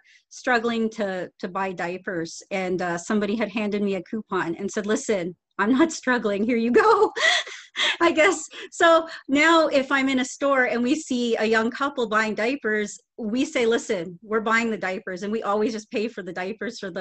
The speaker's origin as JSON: {"language": "English", "town": "Toronto", "region": "Ontario", "country": "Canada", "tie": "born or raised there", "said": "I was born in SickKids Hospital"}